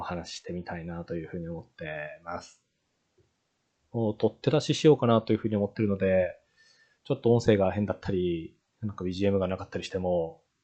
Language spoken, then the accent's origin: Japanese; Japan; 私のような、あの、田舎出身の日本人